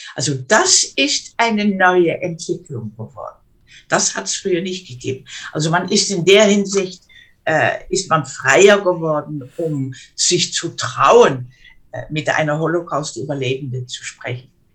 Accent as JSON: {"language": "German", "country": "Netherlands", "second_language": "German", "said": "ich bin ja Niederländerin, ne? ich, ab und zu ist es nicht so einfach, um mich in, auf Deutsch richtig äh, auszudrücken"}